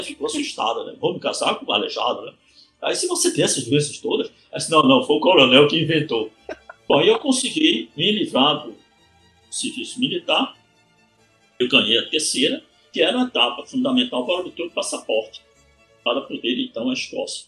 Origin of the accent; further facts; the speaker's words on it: Vitória de Santo Antão, Pernambuco, Brazil; also born or lived in United Kingdom; de Vitória Santo Antão, que foi a terra onde eu nasci